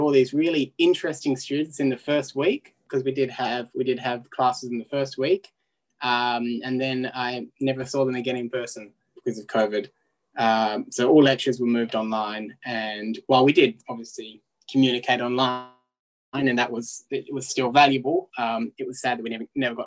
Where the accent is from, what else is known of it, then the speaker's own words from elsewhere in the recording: Hobart, Tasmania, Australia; I am from Tasmania